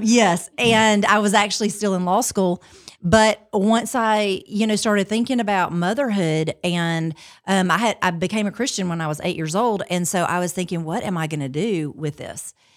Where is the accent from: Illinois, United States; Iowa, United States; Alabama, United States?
Alabama, United States; Montgomery; also born or lived in Pike Road, Alabama; I am from Montgomery, um, originally, and I live in Pike Road, so not far from there now